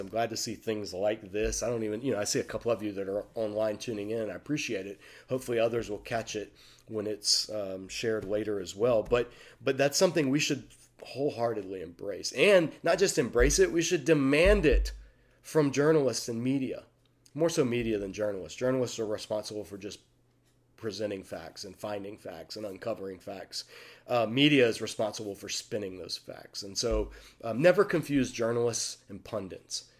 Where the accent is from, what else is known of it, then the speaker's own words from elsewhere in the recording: United States; I speak as an American